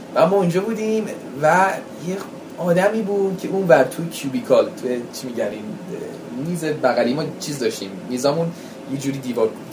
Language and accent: Persian; United States; first language English; Persian is a second language; منم متولد بزرگ شده اونجا بودم فارسیم که افتضاح بود انگلیسیم زبان مادریمه